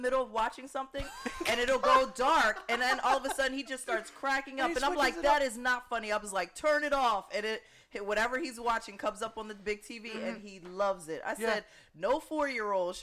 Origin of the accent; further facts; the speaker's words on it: New Jersey, United States; we're Jersey people